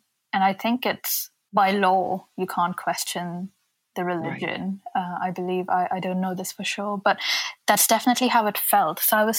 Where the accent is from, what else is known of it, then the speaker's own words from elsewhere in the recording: India; even though I am Indian